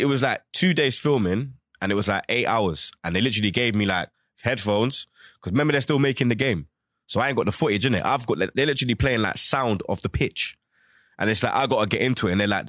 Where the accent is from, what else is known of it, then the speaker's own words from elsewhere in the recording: Jamaica; Because in Jamaica, you have Gully and Gaza.